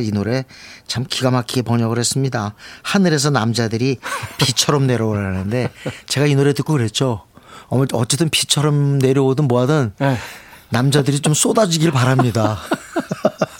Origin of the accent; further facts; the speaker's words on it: South Korea; 한국에서 왔다는 게 돋보였어요